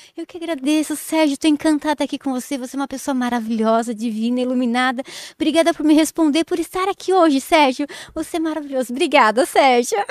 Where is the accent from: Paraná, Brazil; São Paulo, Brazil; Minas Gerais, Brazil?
São Paulo, Brazil; Jundiaí; also born or lived in Várzea Paulista; eu sou de Jundiaí